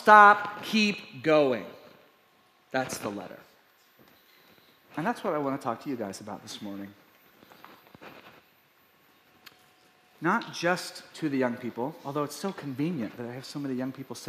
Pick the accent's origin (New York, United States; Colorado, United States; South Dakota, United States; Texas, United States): Texas, United States; East; We were based in East Texas.